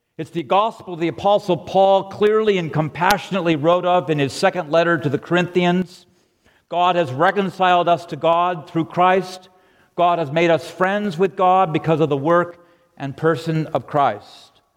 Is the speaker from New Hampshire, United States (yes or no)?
no; La Cañada Flintridge, California, United States; I grew up in La Cañada in the 50s and 60s.